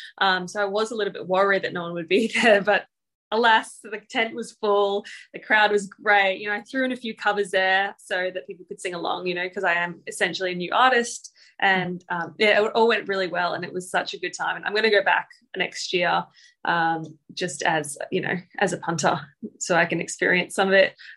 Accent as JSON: {"language": "English", "country": "Papua New Guinea", "tie": "born or raised there", "moved": "yes", "lives_now": "Australia", "said": "I grew up in Papua New Guinea"}